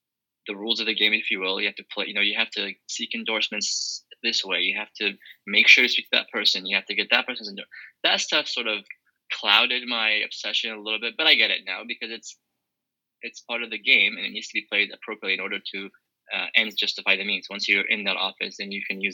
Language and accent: English; Oregon, United States; I grew up in Oregon